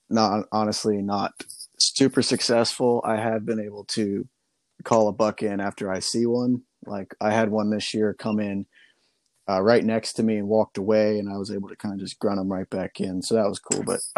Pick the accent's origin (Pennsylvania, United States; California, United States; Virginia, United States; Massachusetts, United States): Pennsylvania, United States